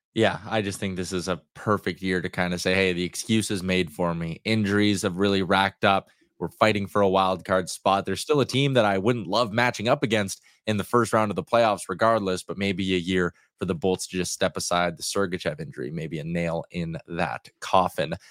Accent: Canada; as a Canadian

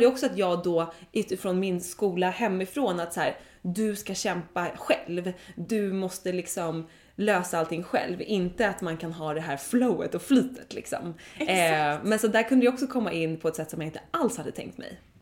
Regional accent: Dalarö, Stockholm County, Sweden; vi kollade på hus på Dalarö där jag är uppvuxen

